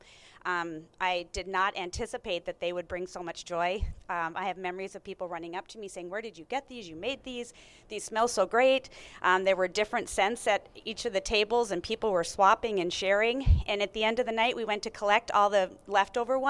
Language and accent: English; North Dakota, United States; I am born and raised in North Dakota, went to the University of North Dakota